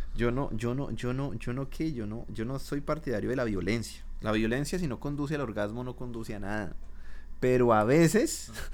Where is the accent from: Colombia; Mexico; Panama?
Colombia; moved away as an adult; now in Canada; yo me fui de Colombia